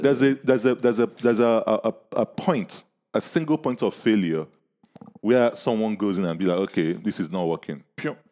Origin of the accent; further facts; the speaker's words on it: Nigeria; I'm from Nigeria